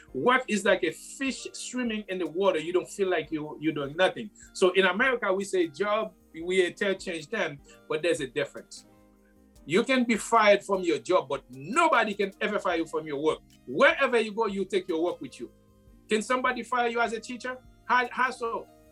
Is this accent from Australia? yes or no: no; Haiti; moved away; I was born and raised in Haiti.